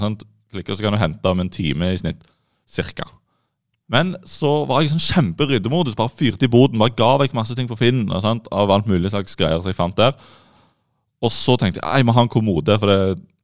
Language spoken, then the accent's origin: Norwegian; Rogaland, Norway; vi er jo rogalendinger. To av oss i studiet er rogalendinger.